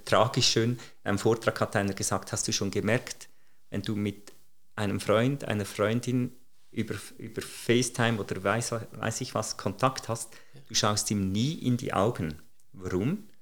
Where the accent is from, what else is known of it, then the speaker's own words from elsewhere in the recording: Switzerland; als Schweizer